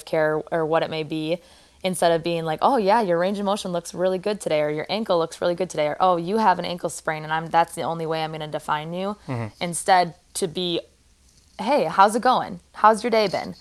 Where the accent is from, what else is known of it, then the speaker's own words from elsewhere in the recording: Wisconsin, United States; moved away as an adult; also born or lived in Oregon; I grew up in Wisconsin, went to school in Wisconsin